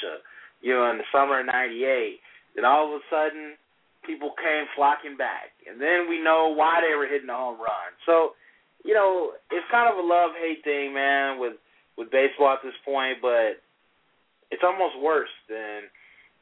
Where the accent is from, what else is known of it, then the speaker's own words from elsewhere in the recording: Michigan, United States; I grew up in Michigan.